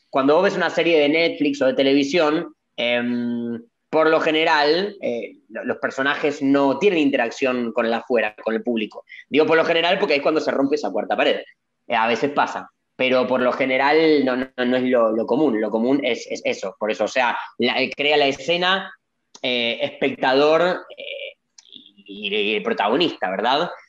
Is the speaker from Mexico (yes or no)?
no; Argentina; yo argentino